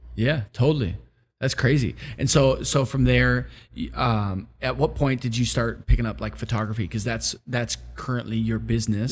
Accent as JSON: {"language": "English", "region": "Wisconsin", "country": "United States", "tie": "born or raised there", "said": "I grew up in Wisconsin."}